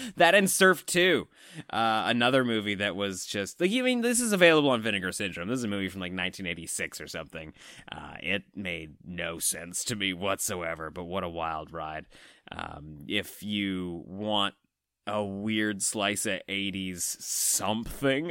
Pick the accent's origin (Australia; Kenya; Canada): Canada; as Canadian horror fans